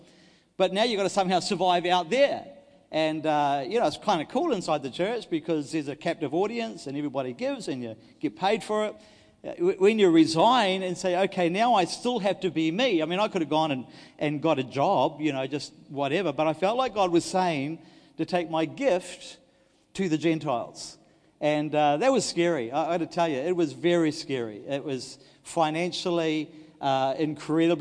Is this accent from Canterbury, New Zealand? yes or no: no; Dunedin, Otago, New Zealand; moved away; I was from Dunedin